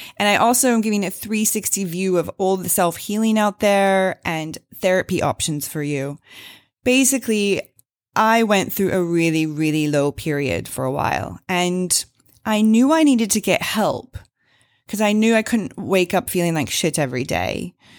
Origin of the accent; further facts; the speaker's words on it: Springfield, Missouri, United States; I am an American, uh, grew up in Springfield, Missouri